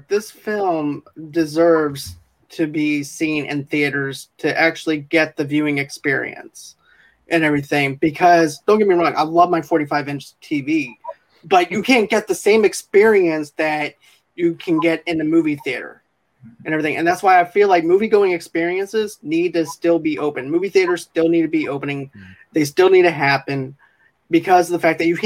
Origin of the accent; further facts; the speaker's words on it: Boston, Massachusetts, United States; now in Mississippi, United States; I'm actually originally from Boston as well